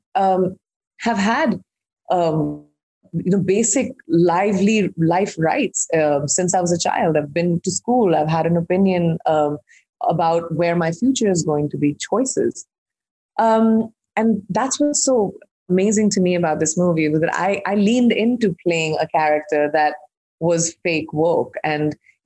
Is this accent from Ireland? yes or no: no; India; I'm an Indian who's grown up in India